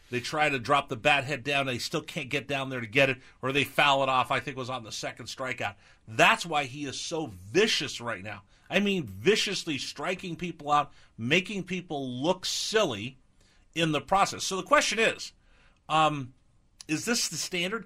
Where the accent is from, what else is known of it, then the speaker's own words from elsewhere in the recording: California, United States; moved away; also born or lived in East Coast; I grew up in California